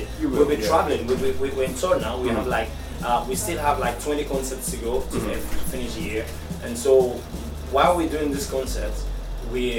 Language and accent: English; Nigeria; now in Spain; I'm a Nigerian